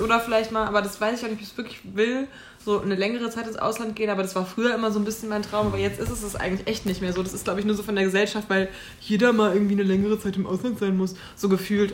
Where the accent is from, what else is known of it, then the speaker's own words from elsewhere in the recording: Oberursel, Hesse, Germany; ich bin äh, in Ursel äh, aufgewachsen